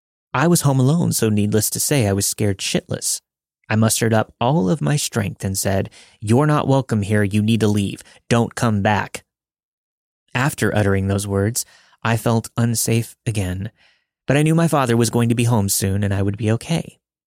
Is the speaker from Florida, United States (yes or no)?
no; Kansas, United States; I'm from Kansas, so there's a lot of skepticism from my friends about this story. My family and I lived decently close to Atchison.